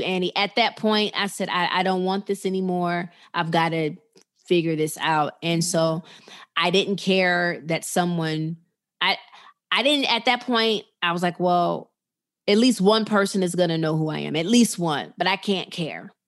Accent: Chicago, Illinois, United States; now in Atlanta, United States; I'm a Chicago girl. I'm from the Chicago area

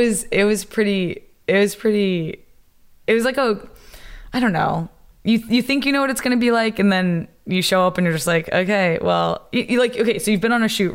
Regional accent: south of Atlanta, Georgia, United States; moved away as an adult; now in Washington, D.C., United States; I'm from Georgia, like south of Atlanta

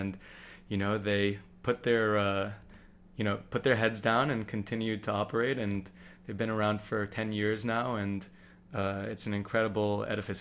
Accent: New York City, New York, United States; I grew up here in New York City

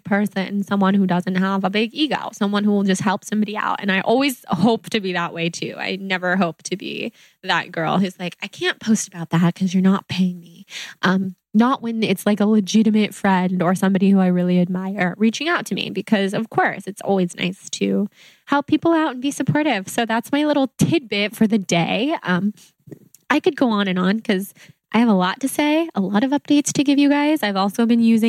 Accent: Sacramento, California, United States; born or raised there; moved away

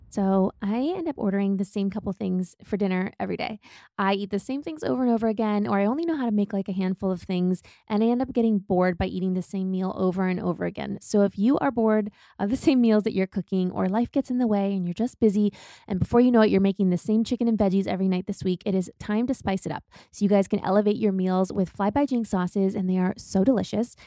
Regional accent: Midwest, United States; growing up in the Midwest

